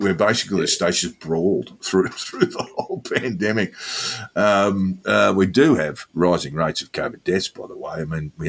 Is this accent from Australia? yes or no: yes; north of the Murray, New South Wales, Australia; north of the Murray, Jack, in my home state